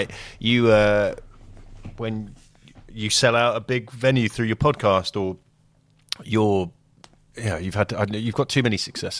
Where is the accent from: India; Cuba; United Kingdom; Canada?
United Kingdom; which, you know, I love as well as a Brit.